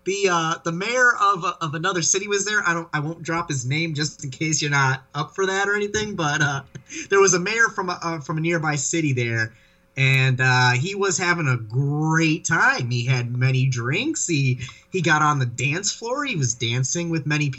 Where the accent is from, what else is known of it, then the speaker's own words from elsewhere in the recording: Detroit, Michigan, United States; I'm from the Detroit area